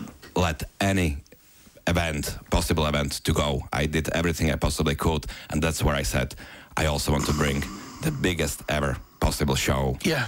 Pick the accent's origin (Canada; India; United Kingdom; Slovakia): Slovakia; Bratislava, Bratislava Region; now in Ireland; I was 6 weeks in Bratislava, in my hometown in Slovakia.